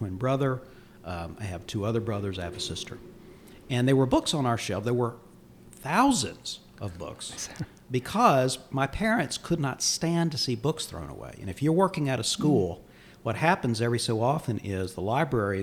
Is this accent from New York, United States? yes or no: no; Mecklenburg County, North Carolina, United States; I grew up in Mecklenburg County